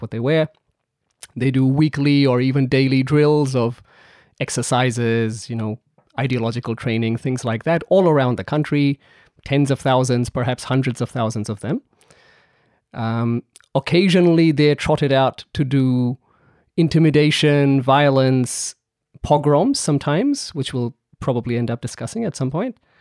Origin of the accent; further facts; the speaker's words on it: New Delhi, Delhi, India; now in Melbourne, Australia; I grew up in New Delhi